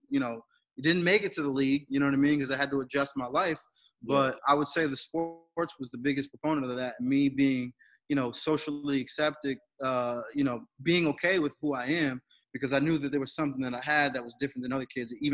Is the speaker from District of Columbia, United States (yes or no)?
no; Bridgeport, Connecticut, United States; moved away as an adult; also born or lived in Naugatuck, Connecticut; now in Worcester, United States; I grew up in Connecticut